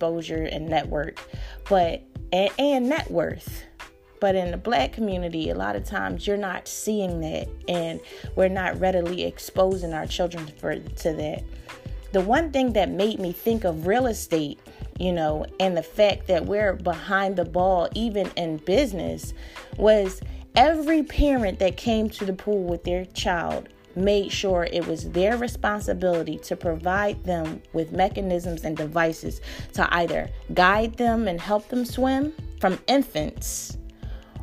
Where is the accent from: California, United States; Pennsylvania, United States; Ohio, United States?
Pennsylvania, United States; Philadelphia; I grew up in North Philly, in my neighborhood